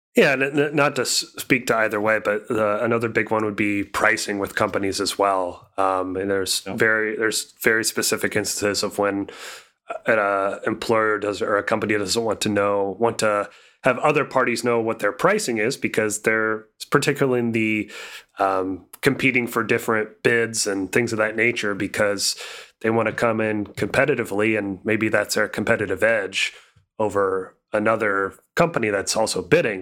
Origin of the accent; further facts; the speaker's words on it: Indiana, United States; my hometown area code is 317